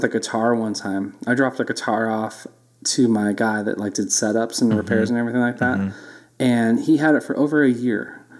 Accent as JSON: {"language": "English", "town": "Livermore", "region": "California", "country": "United States", "tie": "born or raised there", "also_born_or_lived": "Oakland, California / Fremont, California / Los Angeles County, California", "said": "So I was born in Oakland, California."}